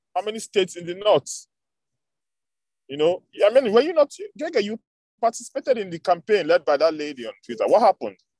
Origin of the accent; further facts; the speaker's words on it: the South, southern Nigeria, Nigeria; I'm from the South.